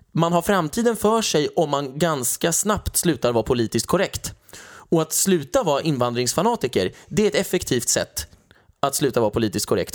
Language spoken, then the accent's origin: Swedish; Sweden; Var är du från? Och då säger jag Sverige